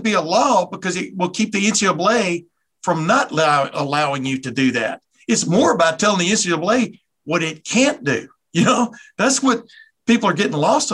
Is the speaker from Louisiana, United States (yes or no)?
no; Alabama, United States; when I was a little kid growing up in Alabama